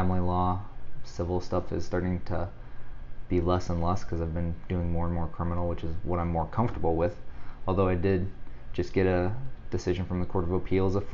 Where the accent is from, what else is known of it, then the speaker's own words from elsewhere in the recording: Missouri, United States; moved away as an adult; also born or lived in Vermillion, South Dakota / Sioux Falls, South Dakota; now in Omaha, United States; I'm a transplant. I'm originally from Missouri